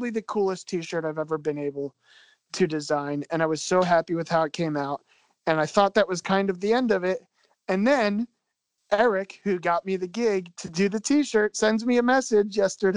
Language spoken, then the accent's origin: English; Philadelphia, Pennsylvania, United States; I'm from Philadelphia